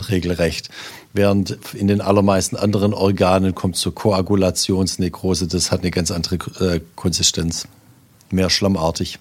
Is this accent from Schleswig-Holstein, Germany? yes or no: no; Swabia, Baden-Württemberg, Germany; als Schwabe